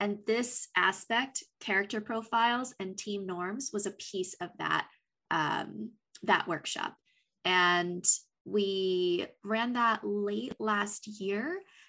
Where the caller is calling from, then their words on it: Los Angeles, California, United States; I am joining you from Los Angeles, sunny Los Angeles.